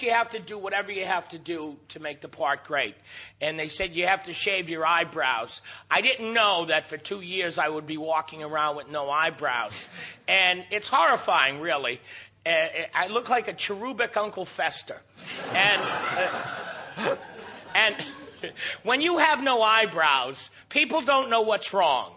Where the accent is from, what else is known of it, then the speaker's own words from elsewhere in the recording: Iowa, United States; I'm from Iowa